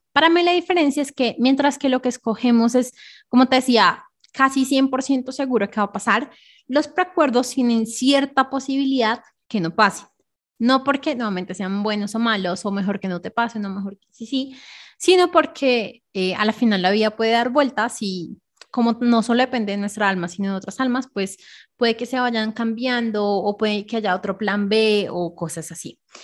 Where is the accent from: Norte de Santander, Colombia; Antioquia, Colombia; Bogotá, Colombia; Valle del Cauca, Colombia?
Bogotá, Colombia; yo nací en Bogotá, Colombia.